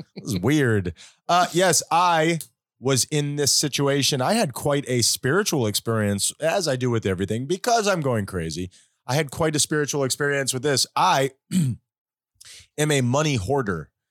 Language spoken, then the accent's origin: English; Hollywood, United States; we were growing up in Hollywood, we were not well off